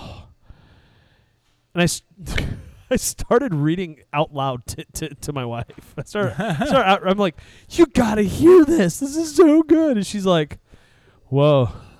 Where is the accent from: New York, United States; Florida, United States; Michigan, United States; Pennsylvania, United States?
Michigan, United States; Southeastern; We're from Southeastern Michigan